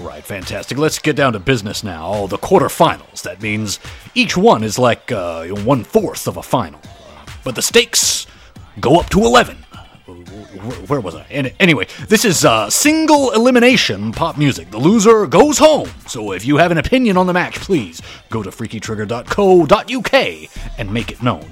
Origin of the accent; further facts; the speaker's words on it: United States; I'm American.